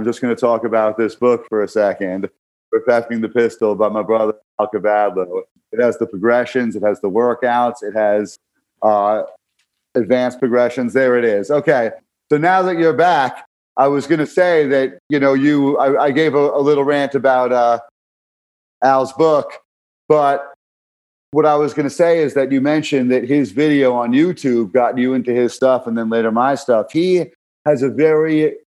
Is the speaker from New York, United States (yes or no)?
yes; New York City, New York, United States; growing up in Brooklyn